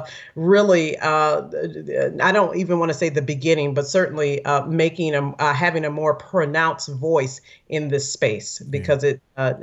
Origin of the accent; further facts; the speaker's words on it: Milwaukee, Wisconsin, United States; moved away; my neck of the woods, Wisconsin. I'm from Milwaukee, Wisconsin.